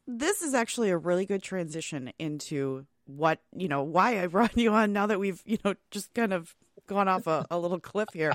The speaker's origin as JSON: {"language": "English", "region": "Wisconsin", "country": "United States", "tie": "born or raised there", "said": "we all complain about the weather in Wisconsin, yet us lifers, um, we stay"}